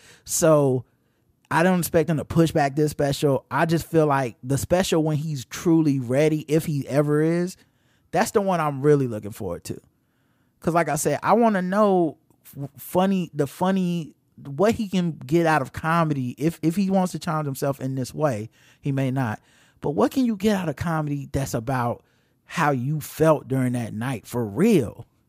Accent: Jamaica; accent: Jamaican; the childhood trauma over my Jamaican accent in elementary school. I was that 7-year-old girl all over again.

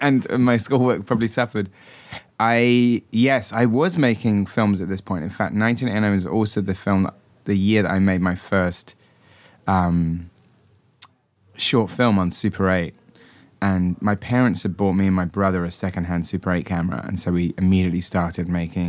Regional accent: Wells, South West England, United Kingdom; now in United States; near my hometown of Wells in Somerset

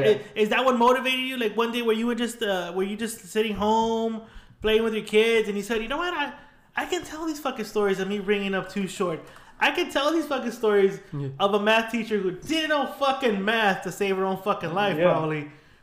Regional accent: San Gabriel Valley, California, United States; we're from the San Gabriel Valley. We're in Whittier

